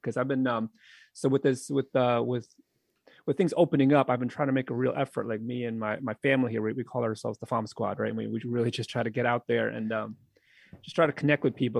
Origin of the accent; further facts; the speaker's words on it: New England, United States; now in Philadelphia area, United States; I'm from New England